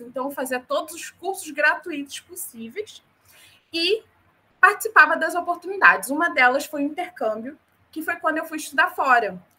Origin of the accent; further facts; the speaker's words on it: Rio de Janeiro, Brazil; moved away; also born or lived in North Region, Brazil; Apesar de eu ser carioca, nascida e criada no Rio de Janeiro, eu passei uma temporada da minha vida na região norte